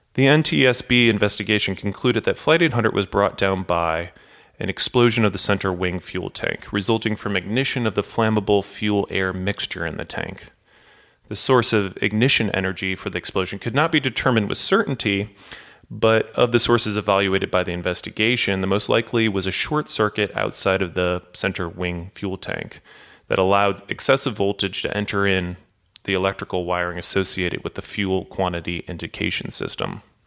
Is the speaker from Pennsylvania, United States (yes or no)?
no; St. Louis, Missouri, United States; I grew up in St. Louis